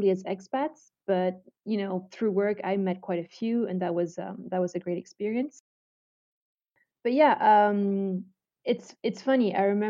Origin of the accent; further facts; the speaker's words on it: Malaysia; So when I grew up in Malaysia, obviously I was already into the Asian culture. And obviously, Ramadan is a very big thing in Malaysia.